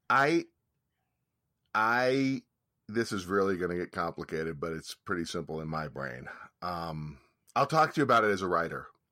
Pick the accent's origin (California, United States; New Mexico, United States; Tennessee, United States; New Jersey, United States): California, United States; San Francisco; growing up in San Francisco